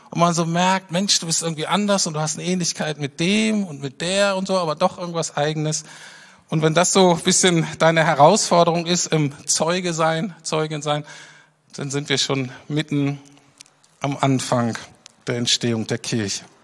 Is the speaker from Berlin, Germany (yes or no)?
yes; Berlin, Germany; was einem aber sofort auffällt als Berliner, äh, ist, dass diese Stadt in dem Sinne völlig anders ist